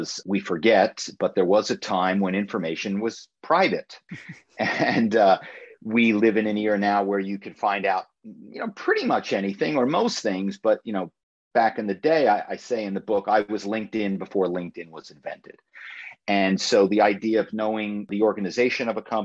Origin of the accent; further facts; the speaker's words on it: Philadelphia, Pennsylvania, United States; moved away as an adult; my hometown is Philadelphia